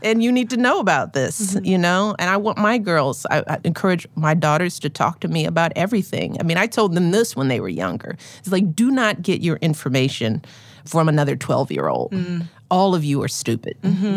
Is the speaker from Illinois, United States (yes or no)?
yes; Chicago, Illinois, United States; as a Chicagoan